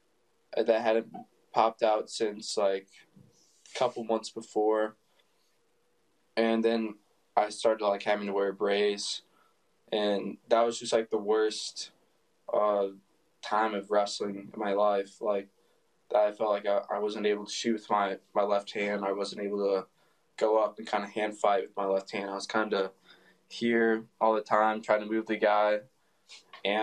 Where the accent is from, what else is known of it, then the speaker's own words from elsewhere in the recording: Chesterton, Indiana, United States; moved away as an adult; also born or lived in Illinois; I ended up transferring back to my hometown school in Chesterton